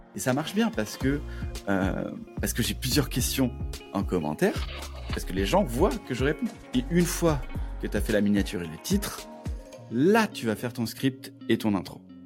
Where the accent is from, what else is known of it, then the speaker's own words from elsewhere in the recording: Toulouse, Occitania, France; je suis de Toulouse